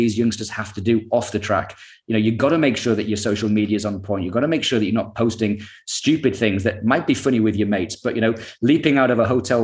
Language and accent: English; United Kingdom; we're the most successful nation